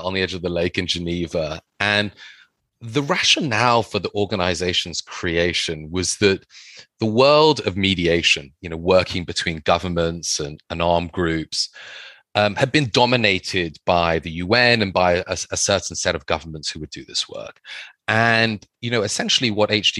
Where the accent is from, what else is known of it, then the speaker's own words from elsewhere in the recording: London, United Kingdom; my mother's Thai, and I grew up in London